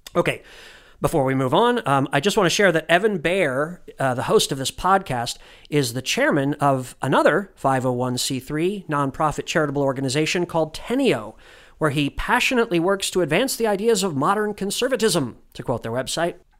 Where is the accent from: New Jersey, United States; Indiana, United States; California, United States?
Indiana, United States; Indianapolis; moved away; Indianapolis, which is my hometown